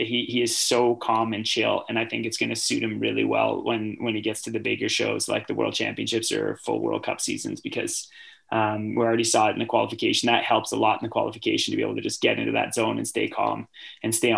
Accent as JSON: {"language": "English", "country": "Canada", "said": "being a Canadian that loves hockey"}